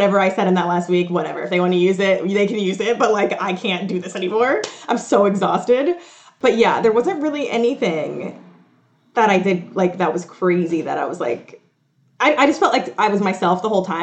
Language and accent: English; Atlanta, Georgia, United States; now in New York, United States; obviously I live in New York and I'm from Atlanta